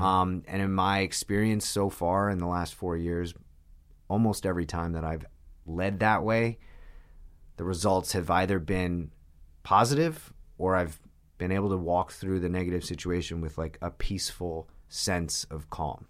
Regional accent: Long Island, New York, United States; also born or lived in Manhattan, New York; I grew up on Long Island

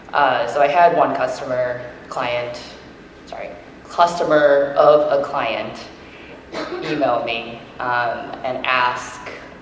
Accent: United States; I'm not from China. I'm actually born in the U.S.

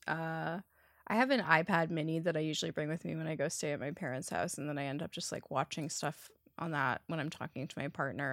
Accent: Toronto, Ontario, Canada; I've been born and raised in Toronto and my parents still live here and I still live here.

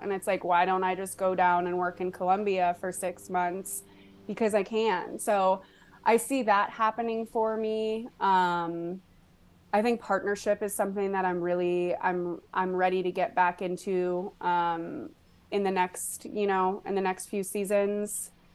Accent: Boulder, Colorado, United States; moved away as an adult; now in Austin, United States; I was in Colorado, which I wasn't born in, but I was raised in from the time that I was like three. So I grew up in Boulder, Colorado.

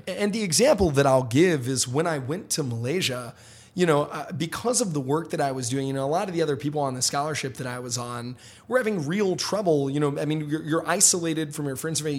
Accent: Memphis, Tennessee, United States; I grew up in Memphis, Tennessee. You know, my, I, I grew up in Hickory Hill, Memphis

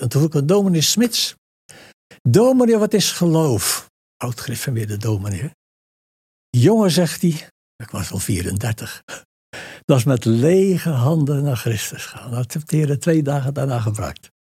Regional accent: Dordrecht, South Holland, Netherlands; En onder armoedige omstandigheden zich gevestigd in Dordrecht. En daar ben ik dan geboren

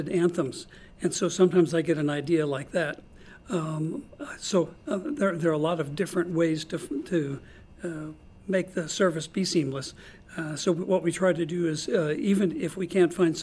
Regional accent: St. Louis, Missouri, United States; moved away as an adult; also born or lived in Cape Girardeau, Missouri; now in Norman, United States; I was born and raised in St. Louis

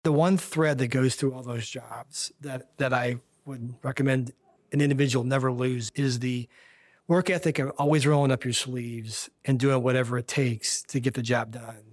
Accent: Kansas City, United States; moved away as an adult; now in Washington, D.C., United States; I grew up in Kansas City

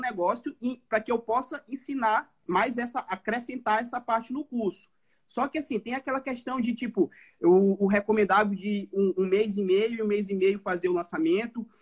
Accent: São Luís, Maranhão, Brazil; now in Florianópolis, Brazil; eu sou de São Luís, Maranhão, falo de Florianópolis

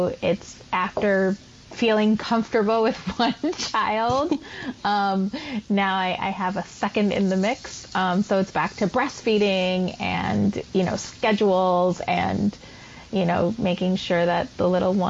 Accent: Puerto Rico; moved away as an adult; also born or lived in East Harlem, New York City; now in New York City, United States; I was born, raised, and educated on the island of Puerto Rico

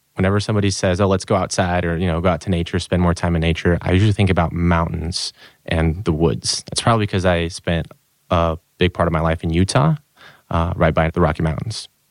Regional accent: Brazil; moved away; I'm from Brazil, born and raised, but kinda moved all over the place.

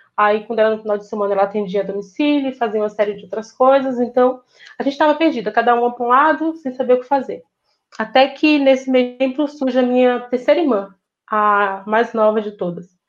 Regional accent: interior of Bahia, Brazil; moved away; Vim de um interior da Bahia, onde a gente não tem acesso a quase nada

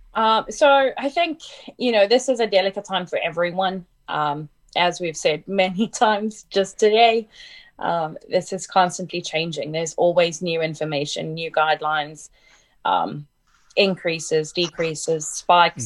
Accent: South Africa; moved away as an adult; I'm from South Africa, so um, I worked in South Africa for a couple years and then moved over here

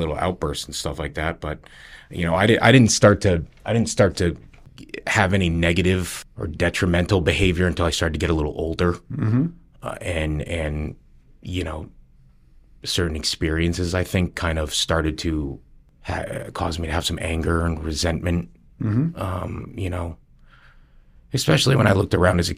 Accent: West Hartford, Connecticut, United States; also born or lived in Plainville, Connecticut / Avon, Connecticut / Farmington, Connecticut; I grew up in, if I was to say one place, it would be West Hartford with my grandma on Rosedale Road

